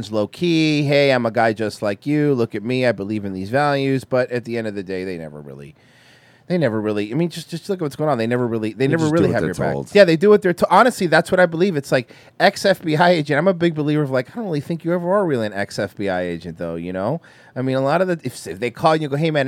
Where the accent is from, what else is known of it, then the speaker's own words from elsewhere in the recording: Florida, United States; we're from Florida